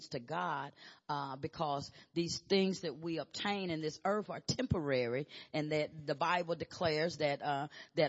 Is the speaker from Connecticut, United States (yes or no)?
no; Arkansas, United States; I'm from Arkansas